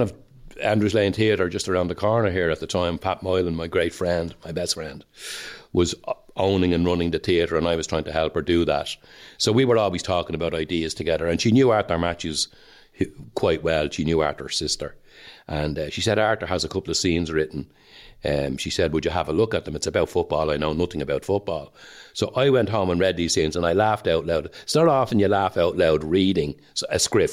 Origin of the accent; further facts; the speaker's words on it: Dublin, Leinster, Ireland; I'm Irish and I'm Dublin